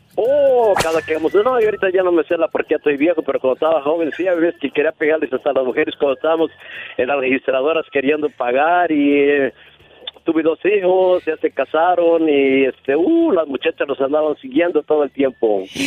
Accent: Tepatitlán, Jalisco, Mexico; moved away; Yo soy allá del lado de Tepatitlán, Jalisco.

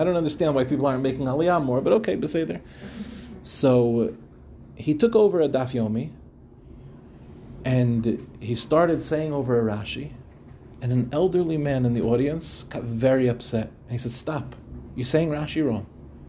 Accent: Far Rockaway, New York, United States; When I was growing up, a young boy in Yeshiva Darche Torah in Farakloy

